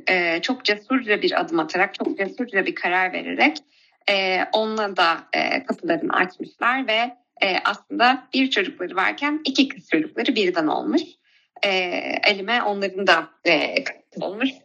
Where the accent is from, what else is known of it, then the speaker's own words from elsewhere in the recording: Ankara, Turkey; moved away as an adult; now in Istanbul, Turkey; bin dokuz yüz doksan üç yılında Ankara'da dünyaya geldim. Ee, hali hazırda şu an İstanbul'da yaşıyor olsam da, e, doğduğum, büyüdüğüm, e, ve köklerimin olduğu Ankara'yı çok seviyorum.